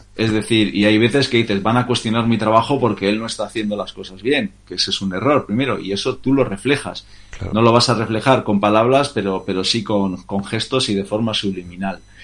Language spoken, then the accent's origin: Spanish; Bermeo, Basque Country, Spain; moved away; nací en Bermeo, un, pueblo pesquero de la provincia de, Vizcaya